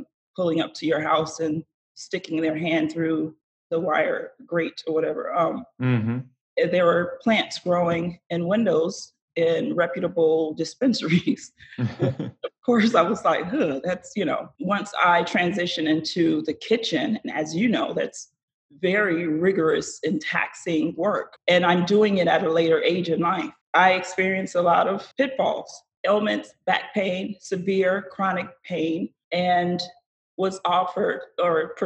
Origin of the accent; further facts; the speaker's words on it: Fort Lauderdale, Florida, United States; I grew up in South Florida, in Fort Lauderdale